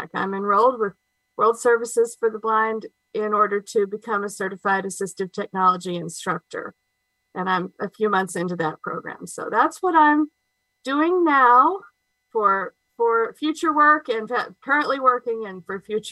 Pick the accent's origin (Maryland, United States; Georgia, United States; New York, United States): Georgia, United States; Covington; also born or lived in Mississippi / Louisiana; I am from Covington, Georgia. I've lived here most of my life. I was born here